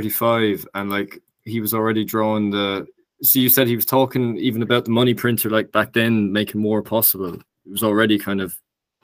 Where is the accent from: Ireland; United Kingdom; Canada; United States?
Ireland; we're from Ireland